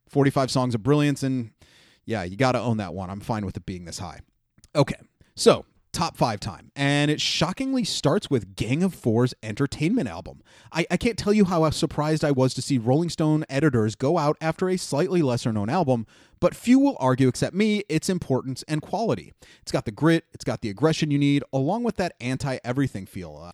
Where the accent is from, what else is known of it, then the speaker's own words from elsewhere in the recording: Cleveland, Ohio, United States; My Hometown Underground Heroes